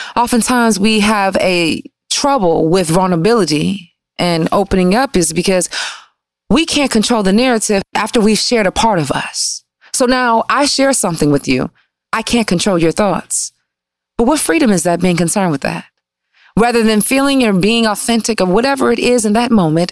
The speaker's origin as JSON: {"language": "English", "town": "Detroit", "region": "Michigan", "country": "United States", "also_born_or_lived": "Washington, D.C. / New York", "moved": "as an adult", "said": "I'm from Michigan too"}